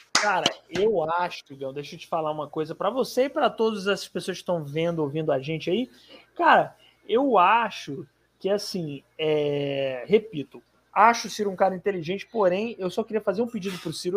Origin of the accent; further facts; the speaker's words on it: Fortaleza, Ceará, Brazil; lá na minha cidade